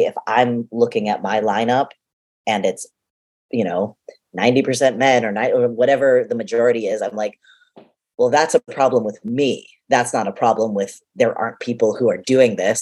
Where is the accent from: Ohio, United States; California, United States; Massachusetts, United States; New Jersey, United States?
Massachusetts, United States; Boston; being a boston kid